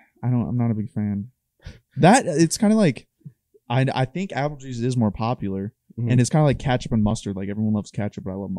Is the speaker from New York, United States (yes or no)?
no; Dayton, Ohio, United States; We had a neighbor when I grew up in Dayton.